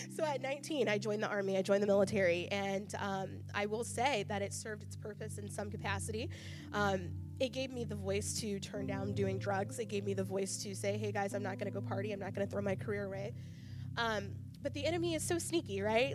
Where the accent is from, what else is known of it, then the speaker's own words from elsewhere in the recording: Charleston, Illinois, United States; moved away as an adult; also born or lived in Kentucky; I'm from Charleston, so I was going to go to Eastern